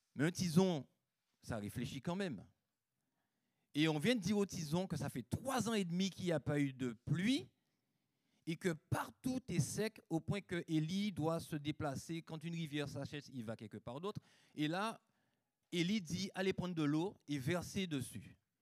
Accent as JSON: {"language": "French", "country": "Guadeloupe", "tie": "born or raised there", "said": "J'ai grandi en Guadeloupe, donc le plus beau des pays"}